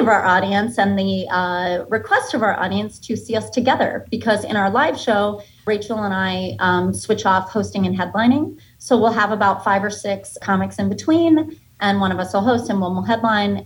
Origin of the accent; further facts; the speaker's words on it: Boca Raton, Florida, United States; also born or lived in Boston, Massachusetts; now in New York City, United States; I was born in Boston and grew up in a little town outside of Boston till I was like 9. And then my family moved to Florida